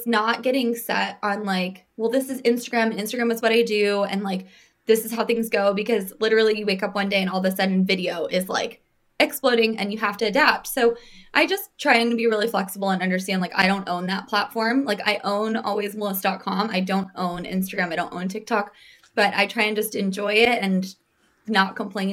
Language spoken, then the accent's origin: English; Phoenix, Arizona, United States; now in New York, United States; I'm from Phoenix.